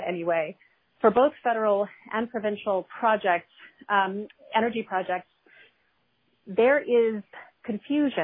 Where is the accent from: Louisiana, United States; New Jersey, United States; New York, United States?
Louisiana, United States; New Orleans; I'm originally from the New Orleans area